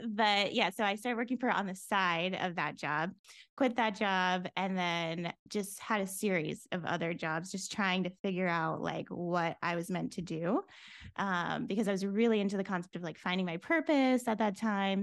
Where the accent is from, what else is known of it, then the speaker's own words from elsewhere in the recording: Florida, United States; moved away as an adult; also born or lived in New York City; I grew up in Florida, so moving to New York City